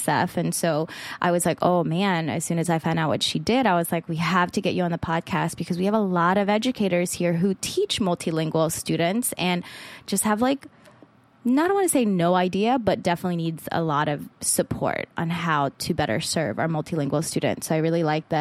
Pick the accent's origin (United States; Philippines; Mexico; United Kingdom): Philippines; English is a second language; moved away; I grew up in the Philippines, born in the Philippines, and so our second language is English